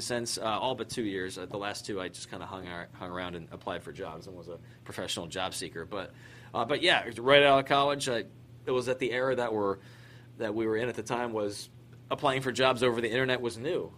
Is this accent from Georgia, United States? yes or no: no; Maryland, United States; moved away as an adult; also born or lived in Philadelphia, Pennsylvania / Syracuse, New York / Fairbanks, Alaska / Anchorage, Alaska; I grew up in Maryland. I was uh, born in Philadelphia. Grew up in Maryland.